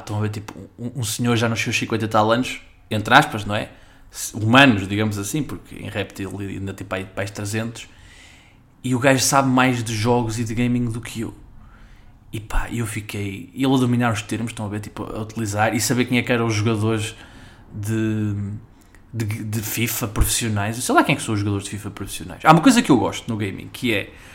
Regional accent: Gondomar, Norte, Portugal; a minha terra, onde eu vivo, em Gondomar

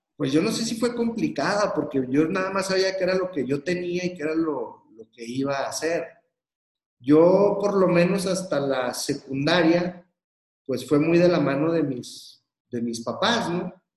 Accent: Torreón, Coahuila, Mexico; yo soy de Torreón, Coahuila, Aquí hay una colonia que se llama San Joaquín.

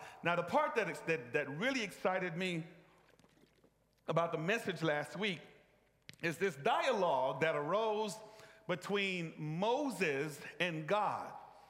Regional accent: Egypt; I grew up in Egypt. And Egypt is not a monotheistic nation.

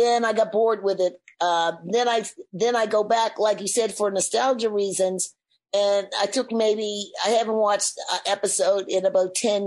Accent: Nova Scotia, Canada; being Black growing up in Nova Scotia

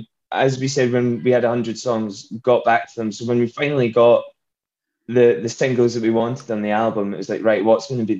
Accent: Scotland, United Kingdom; we can go be the only Scottish band probably in Nashville

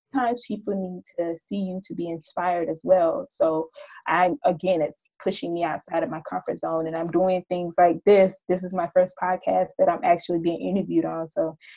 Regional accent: Ocala, Georgia, United States; now in New York, United States; I'm living in New York now, but I grew up in Ocala, Georgia, which is a very small town, about 3,000 people, 2 traffic lights.

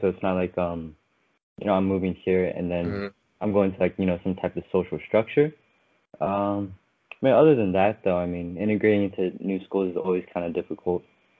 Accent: Okinawa, Japan; born there; also born or lived in Hawaii / North Carolina; Yeah, so I was born in Okinawa.

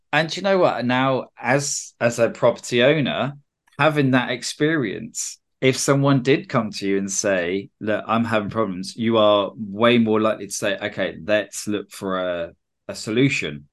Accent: United Kingdom; I'm a Brit

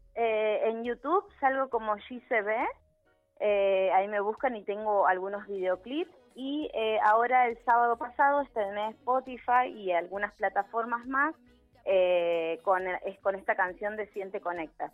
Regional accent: Neuquén, Argentina; soy, soy de acá de Neuquén

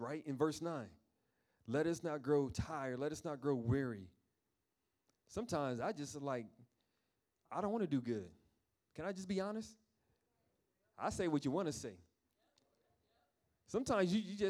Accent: New York, United States; moved away; I'm from New York

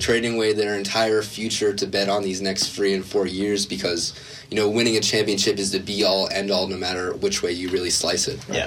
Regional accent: New Jersey, United States; I'm from New Jersey

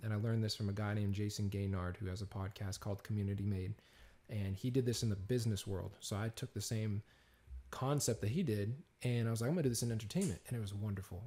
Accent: Peabody, Massachusetts, United States; now in Los Angeles, United States; this small little town called Peabody, Massachusetts.

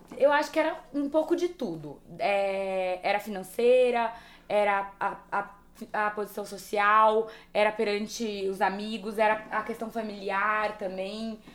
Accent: São José do Rio Preto, São Paulo, Brazil; eu sou do interior de São José do Rio Preto.

